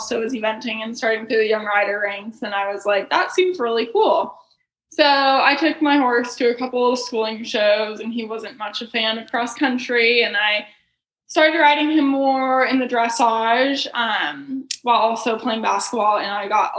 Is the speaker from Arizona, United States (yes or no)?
no; South Lake Tahoe, California, United States; now in Ocala, United States; I grew up in South Lake Tahoe